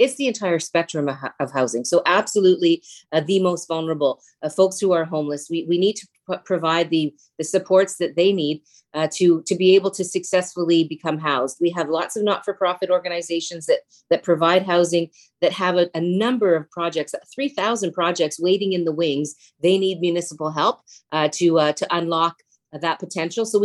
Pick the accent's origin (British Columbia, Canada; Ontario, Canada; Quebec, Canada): Ontario, Canada; Stoney Creek; also born or lived in Hamilton; I grew up in Stoney Creek.